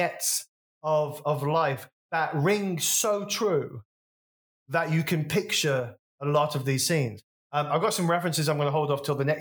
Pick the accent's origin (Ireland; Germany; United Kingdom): United Kingdom; West Bromwich, West Midlands; my hometown, so this is a very local reference, West Bromwich